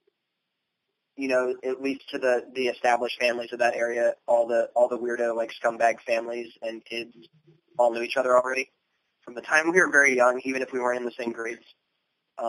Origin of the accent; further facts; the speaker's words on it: Lancaster County, Virginia, United States; moved away; Lancaster County, Virginia. It's on the northern neck